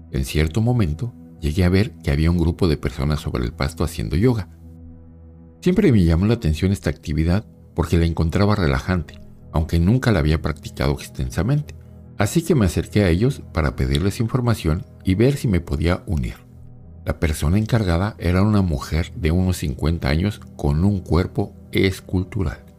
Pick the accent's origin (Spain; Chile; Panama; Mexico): Mexico; Mexico City; also born or lived in Buenos Aires; Soy originario de la Ciudad de México. Quiero contarles una experiencia que tuve cuando viví en Buenos Aires, Argentina, hace un par de años.